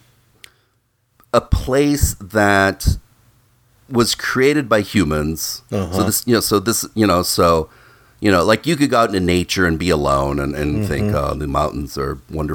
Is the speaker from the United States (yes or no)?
yes; Midwest, United States; when I was little and I was a young boy growing up in the Midwest